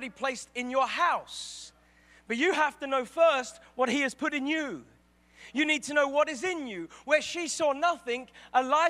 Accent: England, United Kingdom; I'm English.

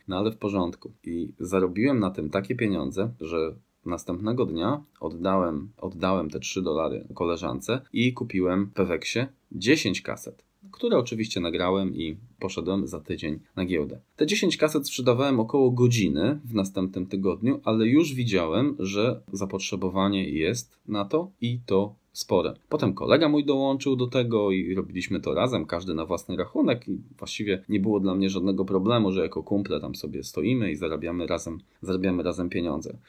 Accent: Grudziądz, Kuyavian-Pomeranian Voivodeship, Poland; Pochodzę z Grudziądza, takie piękne miasto nad Wisłą

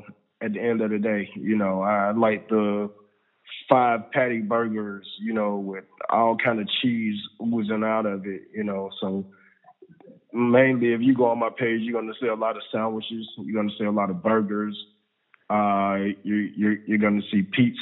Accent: Atlanta, Georgia, United States; I am an Atlanta native. I'm from Atlanta, Georgia. Georgia Baptist Hospital. That's where I was born

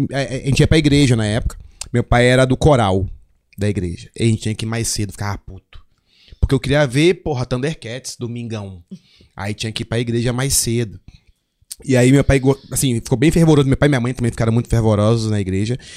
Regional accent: Curitiba, Paraná, Brazil; born there; also born or lived in Porto Velho / Manaus / Salvador / Brasília; eu nasci em Curitiba, aí morei em Porto Velho, morei em Manaus, morei em Salvador, morei em Brasília, morei em Resende, morei no Rio. E aí morei em Recife.

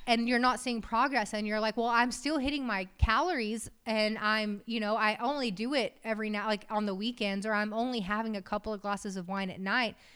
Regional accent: West Texas, United States; We're from West Texas. My dad's a farmer

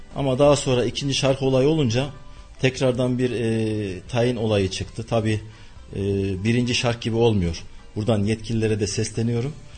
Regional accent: Gülşehir, Nevşehir, Turkey; moved away as an adult; now in Kayseri, Turkey; 1972 Nevşehir doğumluyum. Nevşehir ili Gülşehir ilçesi doğumluyum. Ee, ilk e, orta ve liseyi Gülşehir'de okudum

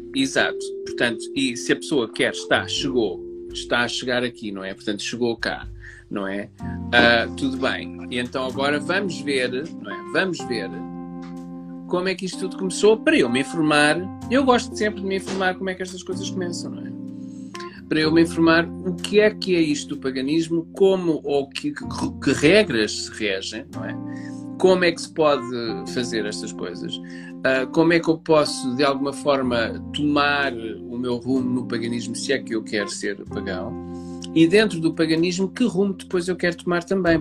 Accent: Portugal; somos portugueses

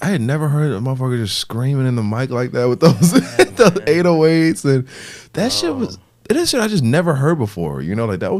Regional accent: Illinois, United States; I'm from Illinois.

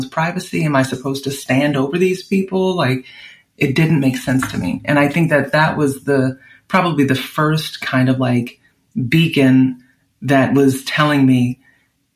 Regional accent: New Orleans, Louisiana, United States; now in California, United States; growing up in New Orleans

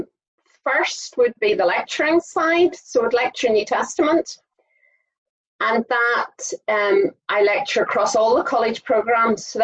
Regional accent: Saintfield, Northern Ireland, United Kingdom; I grew up in Saintfield, but I've been in various other places throughout my time.

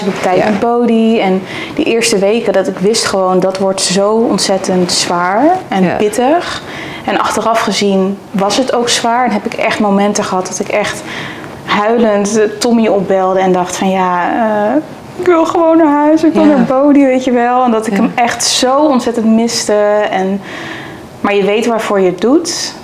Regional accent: Zevenaar, Gelderland, Netherlands; also born or lived in Amsterdam; ik kom uit Zevenaar

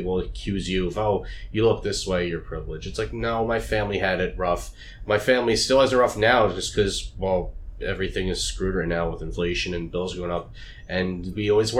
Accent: Lindenhurst, New York, United States; I grew up in Lindenhurst

